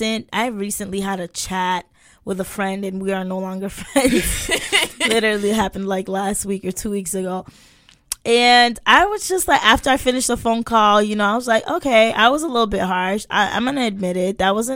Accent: Paris, Île-de-France, France; the tea is silent because I am from France, Parisian.

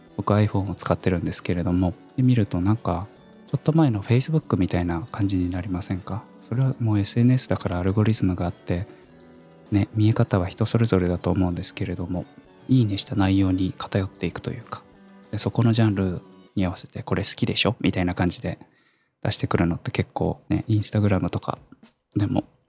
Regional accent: Kumamoto, Japan; moved away as an adult; also born or lived in Fukuoka / Tokyo; 十八歳から福岡、三十歳から東京で暮らし、三十五歳で会社を辞め、地元の熊本

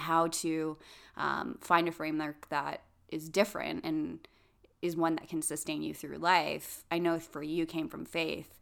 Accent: Canada; we're Canadian

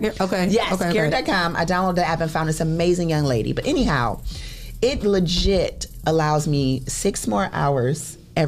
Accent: United States; I grew up on Macomb

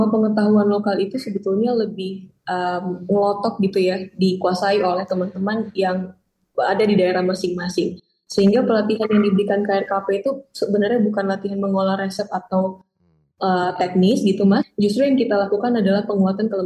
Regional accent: western Indonesia, Indonesia; born there; saya kan karena lahir di Indonesia bagian barat, saya nggak tahu sorghum sama sekali.

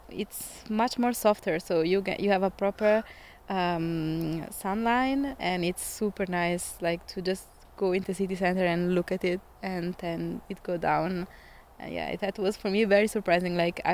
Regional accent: South Tyrol, Trentino-Alto Adige, Italy; English is a second language; moved away as an adult; also born or lived in Padua, Italy; now in Duisburg, Germany; My hometown is in South Tyrol. So it's very close to Austria border.

